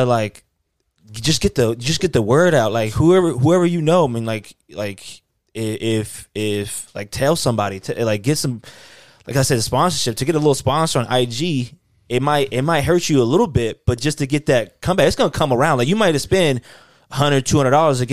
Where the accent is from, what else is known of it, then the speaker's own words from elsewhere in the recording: United States; now in Utah, United States; I'm from Carolina